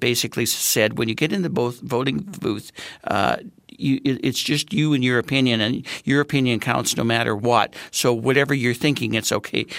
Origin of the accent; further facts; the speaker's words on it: Manitoba, Canada; now in Saskatchewan, Canada; I'm from Manitoba